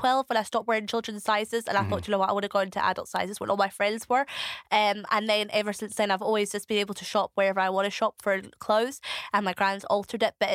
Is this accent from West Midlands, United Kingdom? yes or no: no; Edinburgh, Scotland, United Kingdom; accent: varied South African and Scottish; also born or lived in South Africa / Basildon, Essex; now in East Lothian, United Kingdom; we moved from Essex to Edinburgh, and then I moved from Edinburgh out to East Lothian, where I live now.